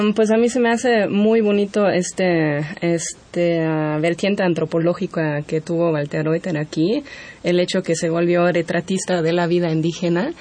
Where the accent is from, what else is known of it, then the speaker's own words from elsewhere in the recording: Germany; Spanish is a second language; now in Mexico; a mí como alemana